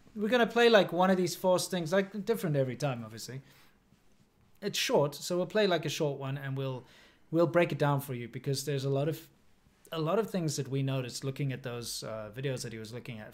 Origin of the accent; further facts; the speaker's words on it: South Africa; moved away; also born or lived in China; growing up in South Africa